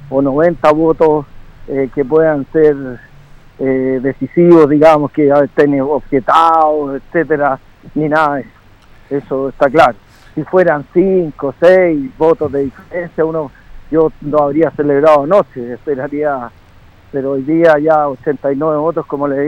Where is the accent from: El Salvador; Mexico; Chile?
Chile; Longaví, Maule; Longaví en mi tierra